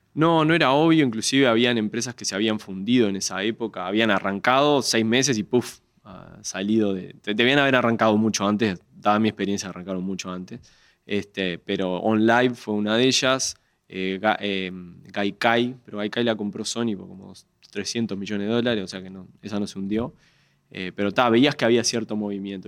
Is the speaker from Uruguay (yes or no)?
yes; Uruguay; soy uruguayo, uruguayo con, la completa